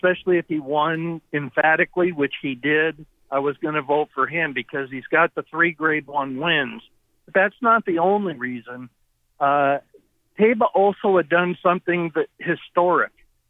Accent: Pacific Northwest, United States; I had people even telling me that I was only voting for Seattle Slough because I was from the Northwest.

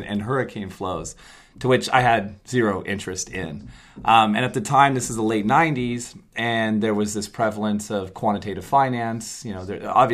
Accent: Bakersfield, California, United States; moved away as an adult; I grew up in the Central California, grew up in Bakersfield

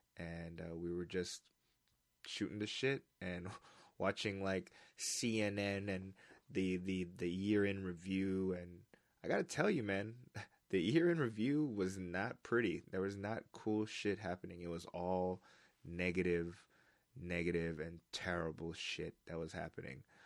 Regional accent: United States; moved away; I'm an American

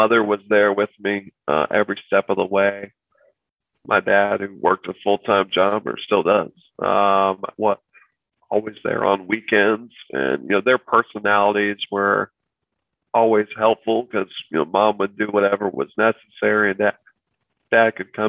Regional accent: Evansville, Indiana, United States; spent time here in my hometown of Evansville

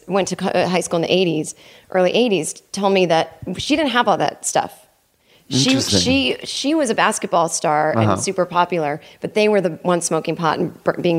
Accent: right outside of Boston, Massachusetts, United States; now in Los Angeles, United States; I grew up in Massachusetts, right outside of Boston.

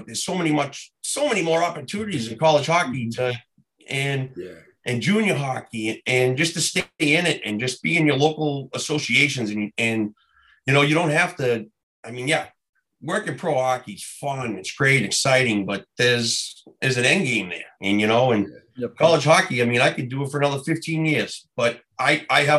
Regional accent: Boston, Massachusetts, United States; moved away as an adult; also born or lived in Omaha, Nebraska; I'm from Southie

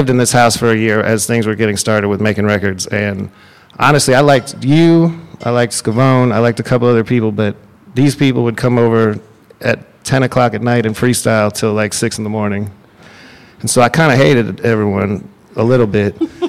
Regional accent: Texas, United States; moved away; I'm from Texas, partially from Texas.

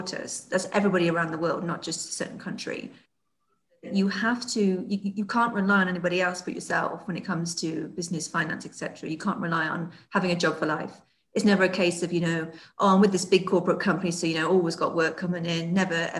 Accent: United Kingdom; moved away as an adult; So obviously I am British and I was based in the UK

